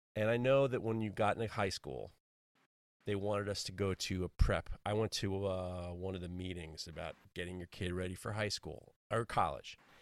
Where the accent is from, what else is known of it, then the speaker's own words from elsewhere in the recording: New York City, New York, United States; growing up in New York City